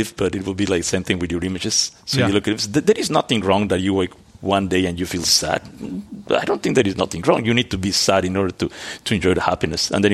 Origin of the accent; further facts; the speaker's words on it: Mexico; moved away; also born or lived in Antwerp, Belgium; I grew up in Mexico.